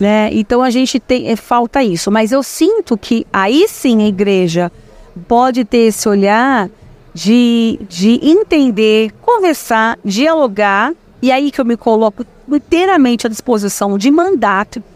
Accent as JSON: {"language": "Portuguese", "region": "São Paulo", "country": "Brazil", "tie": "born or raised there", "also_born_or_lived": "Itapetininga", "moved": "as an adult", "said": "eu nasci, eu sou nascida em São Paulo, sou paulistana. Eu vou para Itapetininga aos meus 18 anos"}